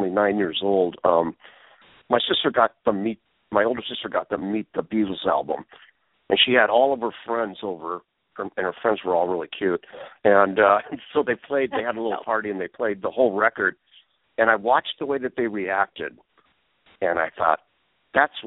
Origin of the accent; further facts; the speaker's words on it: Seattle, Washington, United States; moved away as an adult; also born or lived in Los Angeles; I'm from Seattle, but I moved down to L.A. to go to the school down